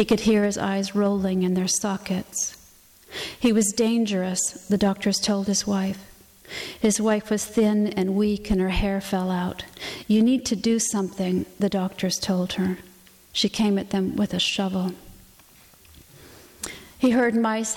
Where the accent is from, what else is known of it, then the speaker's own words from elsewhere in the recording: the West, United States; I grew up in the West